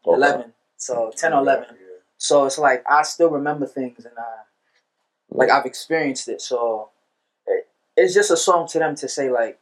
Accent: Lagos, Nigeria; Like, my father's from Benin. I'm from Lagos City as well.

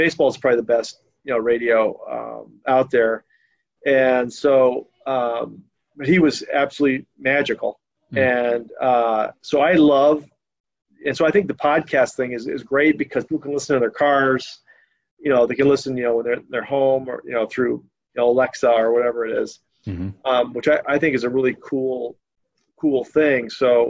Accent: Washington, United States; I grew up, when I was a teenager, I grew up in Washington State.

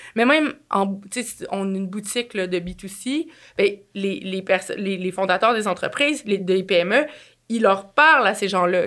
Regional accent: Quebec City, Quebec, Canada; je viens de Québec

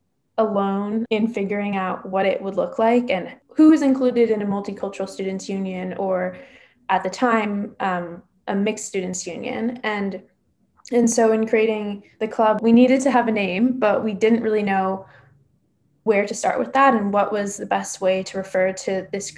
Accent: Seattle, Washington, United States; I'm a junior at Amherst College from Seattle, Washington

